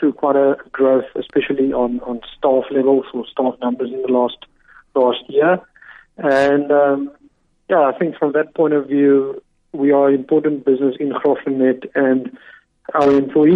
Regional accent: Eastern Cape, South Africa; We, as a family, we are from the Eastern Cape, and yes, that's the region we know, and that's where we are comfortable with living

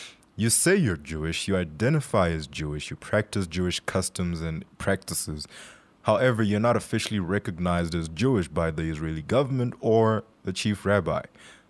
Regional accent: Limpopo, South Africa; I'm from Limpopo and I'm Venda.

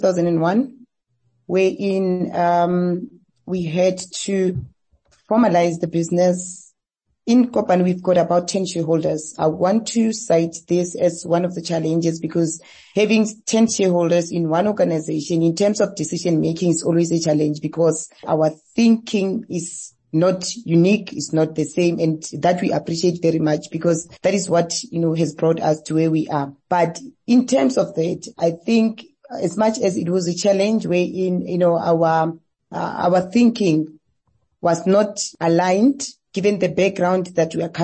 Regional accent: Limpopo, South Africa; born and bred in Limpopo province

